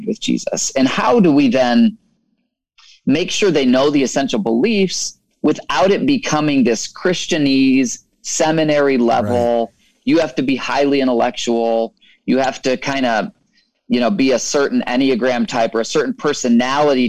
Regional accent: Michigan, United States; I grew up in Michigan

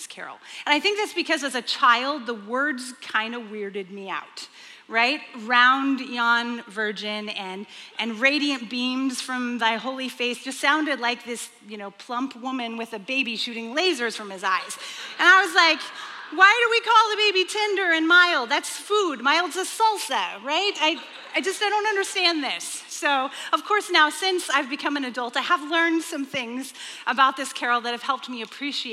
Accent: Texas, United States; when I grew up, I was raised in Texas.

